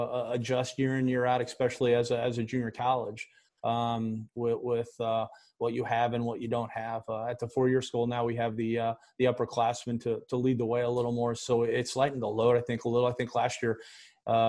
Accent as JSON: {"language": "English", "town": "Decatur", "region": "Illinois", "country": "United States", "tie": "born or raised there", "said": "my hometown of Decatur, Illinois"}